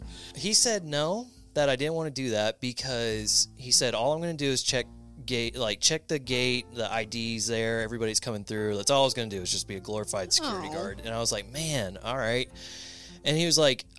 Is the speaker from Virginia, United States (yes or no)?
no; Polk County, Florida, United States; I am from Florida in the Tampa area. I mean, technically born and raised in the county over, Polk County